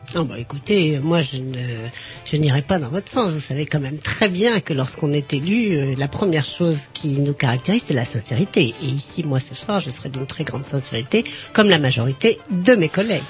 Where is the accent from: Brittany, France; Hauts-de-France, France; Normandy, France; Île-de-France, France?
Brittany, France; Rennes; je suis rennaise d'origine, née à Rennes